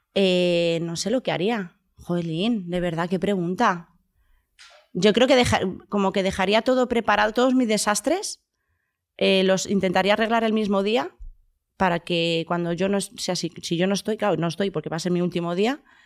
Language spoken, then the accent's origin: Spanish; Huelva, Andalusia, Spain; moved away; toda mi infancia ha sido en, en Andalucía, en Huelva